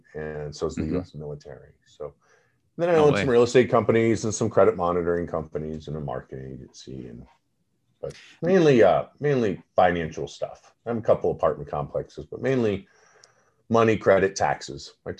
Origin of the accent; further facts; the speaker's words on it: Parma, Idaho, United States; I grew up in Parma.